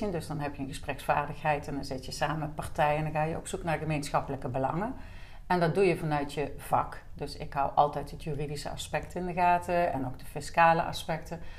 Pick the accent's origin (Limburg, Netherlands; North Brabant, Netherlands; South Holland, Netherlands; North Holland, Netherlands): North Brabant, Netherlands; Deurne; born there; now in Liessel, Netherlands; ik ben geboren in Deurne en ik woon bijna 15 jaar alweer in Liesel.